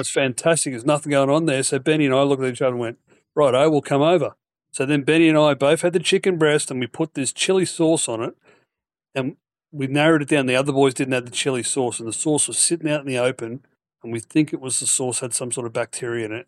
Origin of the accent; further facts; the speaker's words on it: Queensland, Australia; the Queensland Open being my own, my own state